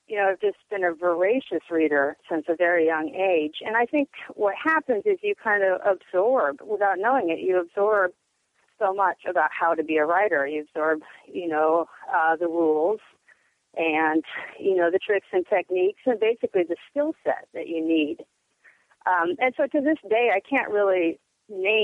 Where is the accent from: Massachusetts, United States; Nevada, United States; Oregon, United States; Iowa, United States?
Oregon, United States; Portland; Growing up in Portland in the 80s